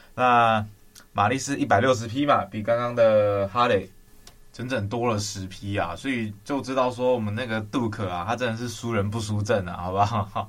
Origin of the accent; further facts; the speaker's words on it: southern Taiwan, Taiwan; moved away; 我是南部人，我那时候回南部